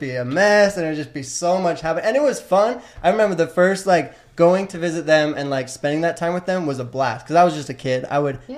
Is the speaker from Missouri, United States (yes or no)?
no; West Valley City, Utah, United States; I grew up in West Valley City, right in right close to Salt Lake City in Utah